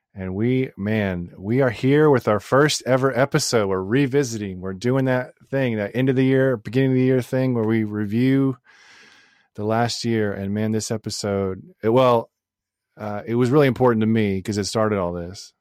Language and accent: English; Crowley, Texas, United States; I grew up in Crowley, which is a non-diverse town in, uh, in, uh, South Fort Worth